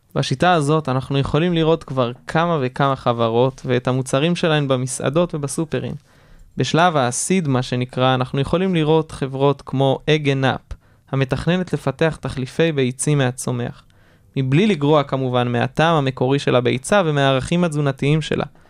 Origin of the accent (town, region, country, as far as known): Israel